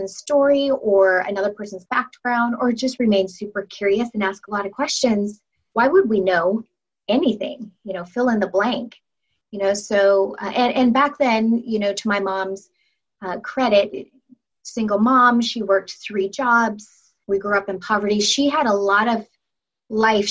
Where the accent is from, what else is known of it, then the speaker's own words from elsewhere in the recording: Federal Way, Washington, United States; we grew up in Federal Way